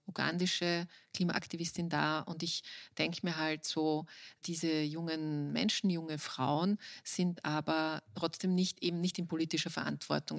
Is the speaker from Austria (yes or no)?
yes; Austria